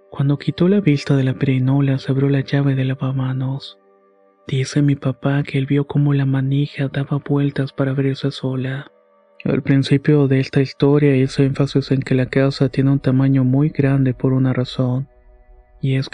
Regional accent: Morelia, Michoacán, Mexico; also born or lived in Apatzingán; Y eh, soy originaria de Apatzinga, Michoacán. Pero desde muy pequeña he vivido en Morelia. Cuando tenía como 10 años nos mudamos a la colonia Villa Universitaria que está por Ciudad Universitaria.

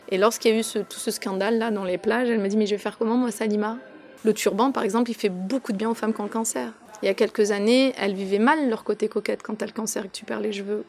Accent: France; je suis installée en France, j'ai grandi en France.

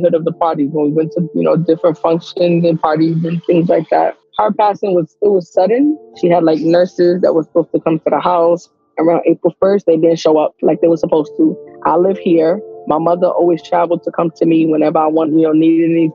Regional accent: New York City, New York, United States; now in Jacksonville, United States; I'm from Brooklyn, New York. I currently reside in Florida, Jacksonville, Florida

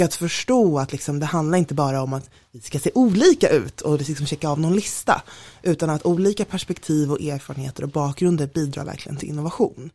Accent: Stockholm, Stockholm County, Sweden; also born or lived in London; jag är från Stockholm som man mm. hör väldigt tydligt

